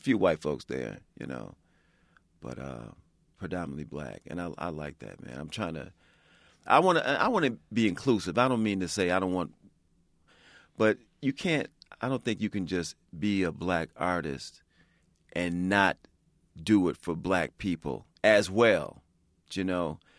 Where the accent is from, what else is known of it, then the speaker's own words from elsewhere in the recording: Chicago, Illinois, United States; I grew up in Chicago